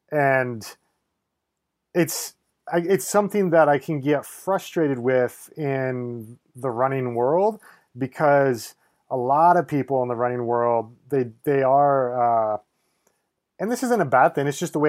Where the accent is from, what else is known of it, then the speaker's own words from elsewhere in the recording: Nebraska, United States; I grew up in Nebraska, so like I didn't grow up in the mountains or anything, but my family would take trips out west to the national parks every summer.